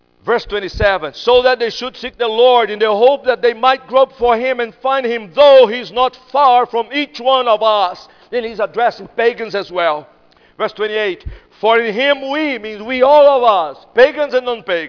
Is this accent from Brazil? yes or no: yes; Brazil; English is a second language; now in United States; I'm from Brazil, but I live in America right now